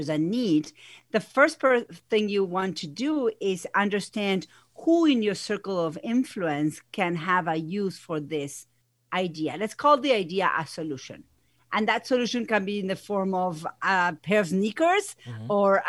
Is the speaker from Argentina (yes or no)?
yes; Argentina; English is a second language; moved away as an adult; now in United States; if you hear an accent, it's because I have one. I'm originally from Argentina. I've been here in the U.S. for over 20 years.